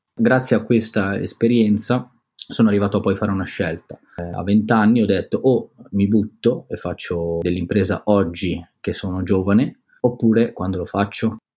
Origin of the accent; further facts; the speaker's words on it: Biella, Piedmont, Italy; moved away as an adult; now in Milan, Italy; siamo ancora in provincia, che è il posto dove sono cresciuto io, a Biella